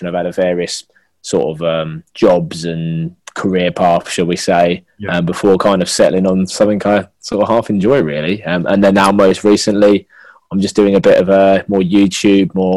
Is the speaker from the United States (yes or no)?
no; Essex, East of England, United Kingdom; Originally from Essex, quite far in Essex, like near Stansted Airport kind of way.